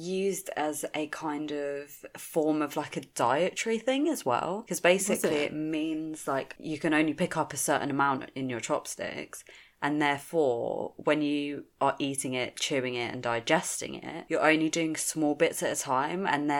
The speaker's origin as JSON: {"language": "English", "country": "India", "said": "I'm Indian. Like, we fucking all about our food."}